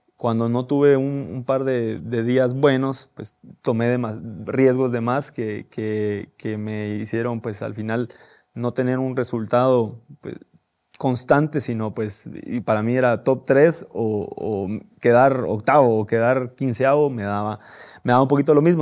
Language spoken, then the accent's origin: Spanish; Guatemala; de qué estamos hechos los guatemaltecos